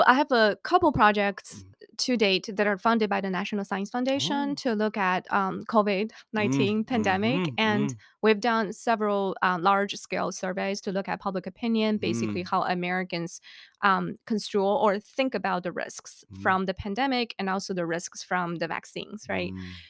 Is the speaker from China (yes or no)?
yes; China; moved away as an adult; Back then, I came from China, 2003, know nothing about risk communication.